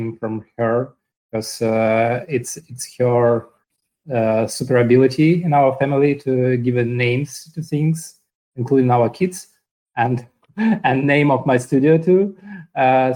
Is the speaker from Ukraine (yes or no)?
yes; Ukraine; moved away as an adult; also born or lived in Moscow, Russia; now in New York, United States; originally I'm from Ukraine, but at some point I moved to Moscow, Russia, and spent 7 years there